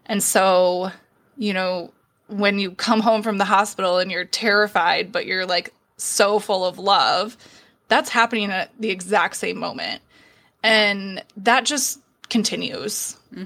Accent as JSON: {"language": "English", "town": "Minneapolis", "region": "Minnesota", "country": "United States", "moved": "yes", "lives_now": "Iowa, United States", "said": "I'm originally from Minneapolis"}